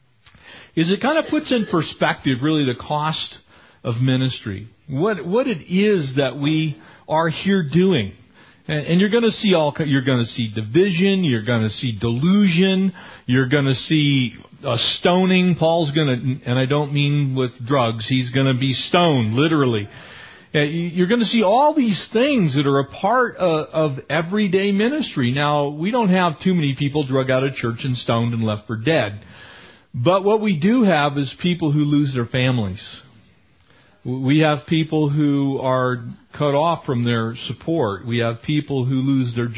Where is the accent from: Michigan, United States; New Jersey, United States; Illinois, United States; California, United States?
California, United States; San Diego; also born or lived in Escondido, California; now in Running Springs, United States; I am a San Diego native. I was born in Escondido in San Diego County. I grew up in San Diego County, went all the way through high school and into college in San Diego County